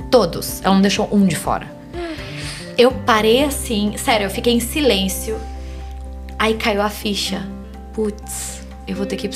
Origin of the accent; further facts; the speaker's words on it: Spain; moved away as an adult; now in Brazil; Eu cresci na Espanha, eu morei lá 15 anos da minha vida, eu fiquei dos 6 aos 24.